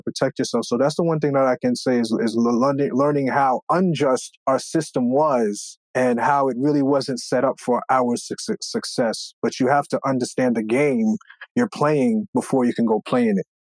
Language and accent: English; Long Island, New York, United States; also born or lived in Brooklyn, New York; we were able to move further out east, out into uh, Long Island